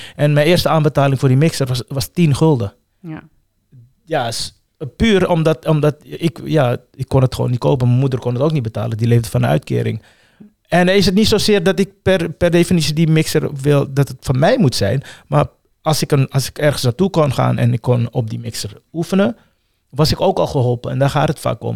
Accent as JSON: {"language": "Dutch", "town": "The Hague", "region": "South Holland", "country": "Netherlands", "tie": "born or raised there", "also_born_or_lived": "Suriname / Amsterdam", "said": "ik ben merendeels in Transvaal opgegroeid"}